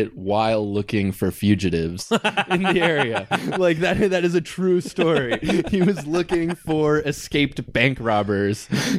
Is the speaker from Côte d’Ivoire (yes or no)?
no; Mexico; now in United States; I'm a naturalized citizen, and I, you know, like I was born in Mexico and most of my family's still in Mexico